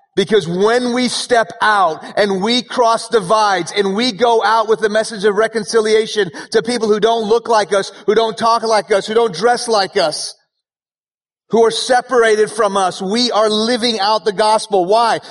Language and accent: English; Houston, Texas, United States; first language Persian; English is a second language; also born or lived in Iran / Dallas; now in Frisco, United States; I was born in Houston when I was two years old. My family moved to Iran uh, where my family is from